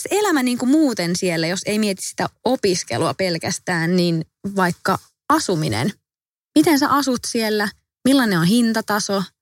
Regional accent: Finland; tulin takaisin Suomeen. Joo. Kävin sitten lukion täällä loppuun ja valmistuin itse asiassa aika nopeasti verrattuna muihin sit vaihtareihin, suomalaisiin vaihtareihin

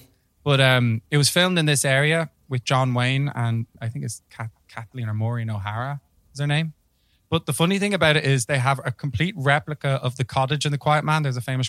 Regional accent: Ireland; I'm an Irish person.

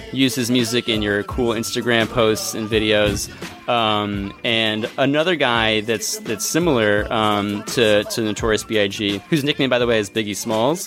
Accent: Philadelphia, Pennsylvania, United States; my hometown Philadelphia

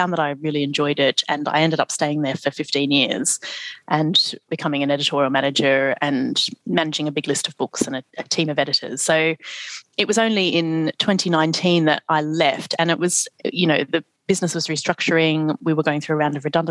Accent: Australia; now in London, United Kingdom; being Australian

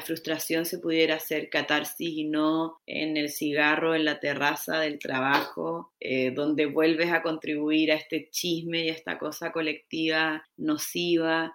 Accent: Chile; moved away as an adult; now in Mexico; chilena, vivo en México hace casi seis años

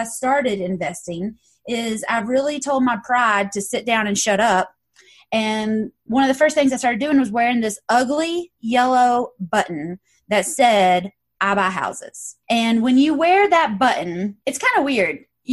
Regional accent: Knoxville, Tennessee, United States; I'm from Knoxville, Tennessee

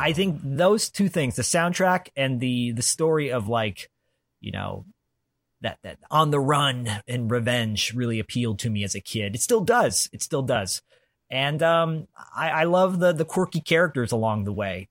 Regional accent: Detroit, Michigan, United States; I grew up in Detroit as a kid

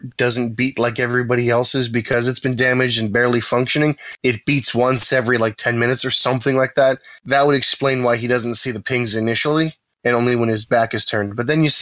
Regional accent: California, United States; I'm from California.

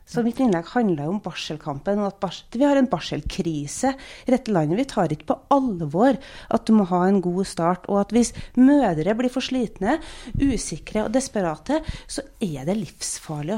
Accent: Trøndelag, Norway; now in Stavanger, Norway; jeg kommer fra Trøndelag, der er det litt rødere.

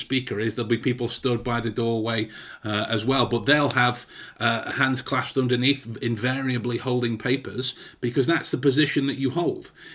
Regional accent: England, United Kingdom; as an English person myself

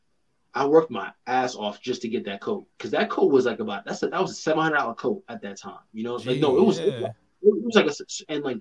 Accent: New York City, New York, United States; we're from New York

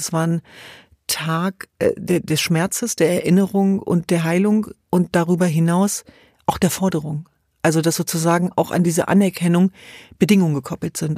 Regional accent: Hanover, Lower Saxony, Germany; Wir sind in Hannover zur Welt gekommen

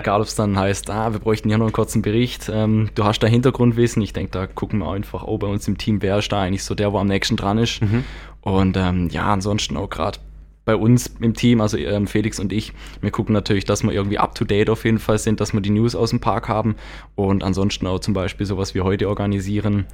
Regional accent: Donaueschingen, Baden-Württemberg, Germany; now in Freiburg area, Germany; gebürtig aus Donauesching, aber mittlerweile ähm, hier in der Gegend

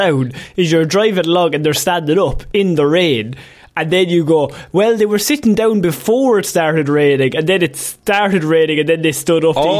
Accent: Ireland; You can tell we're from Ireland where it's just fields.

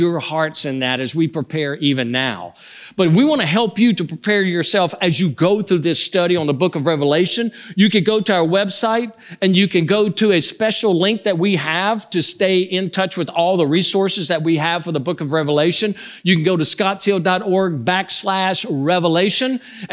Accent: Louisiana, United States; I grew up in a home where we grew up as Catholics. I'm from Louisiana, so we were Cajun Catholics

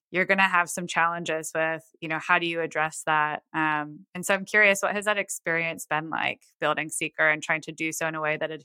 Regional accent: Buffalo, New York, United States; now in Nashville, United States; I'm from Buffalo.

